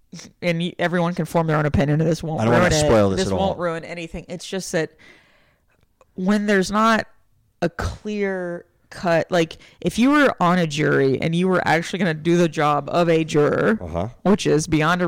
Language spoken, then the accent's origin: English; Bay City, Texas, United States; moved away; Bay City, Texas, where I grew up.